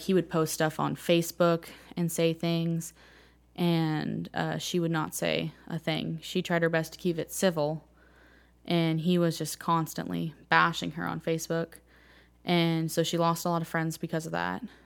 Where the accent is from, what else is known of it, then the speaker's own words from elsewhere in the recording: Martinez, California, United States; moved away as an adult; now in Joplin, United States; I grew up in Martinez, California